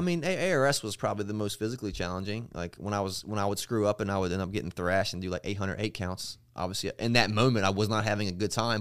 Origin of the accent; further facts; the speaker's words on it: Eastern Shore, Maryland, United States; I'm from Maryland.